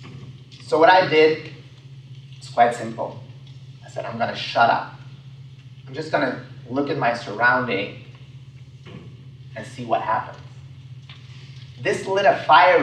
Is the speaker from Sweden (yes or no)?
yes; Sweden; I grew up in Sweden, so I'm an immigrant